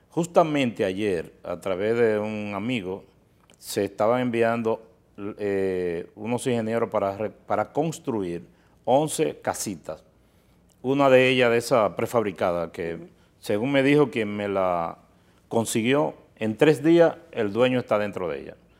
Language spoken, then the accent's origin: Spanish; Miches, El Seibo, Dominican Republic; nosotros eh, somos originarios de Miches